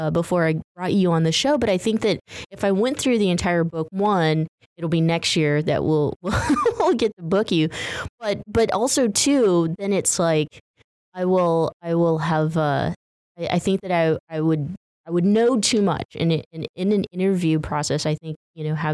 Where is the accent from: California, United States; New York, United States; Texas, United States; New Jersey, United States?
California, United States; Central Valley; we grew up in the Central Valley area